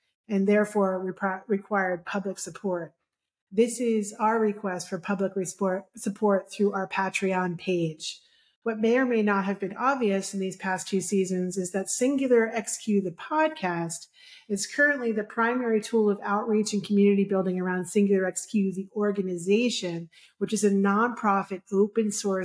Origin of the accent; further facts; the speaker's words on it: New York City, New York, United States; I am from Brooklyn originally. So I apologize for that slight inflection